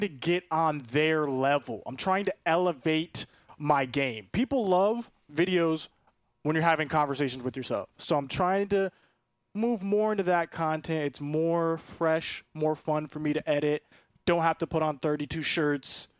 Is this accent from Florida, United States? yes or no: yes; Orlando, Florida, United States; I'm from Orlando, born in Orlando. four oh seven represent Doctor Phillips